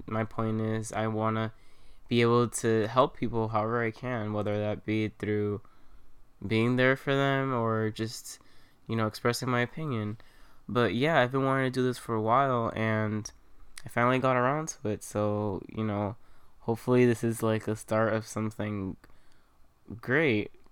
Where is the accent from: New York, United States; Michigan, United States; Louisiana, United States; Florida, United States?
New York, United States; New York City; I'm from Queens